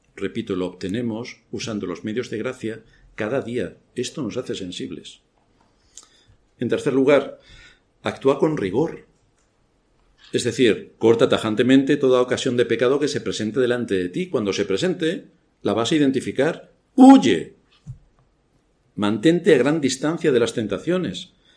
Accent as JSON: {"language": "Spanish", "country": "Spain", "said": "Yo soy español, tengo mi pasaporte español"}